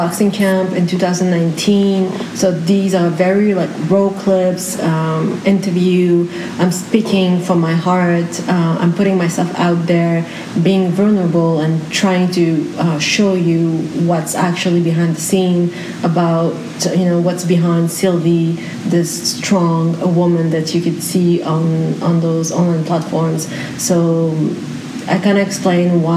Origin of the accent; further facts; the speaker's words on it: France; I was born and raised in France